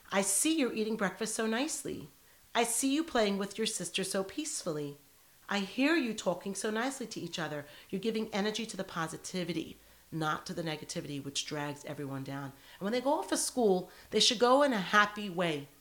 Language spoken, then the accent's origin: English; United States; now in Sydney, Australia; I'm an American girl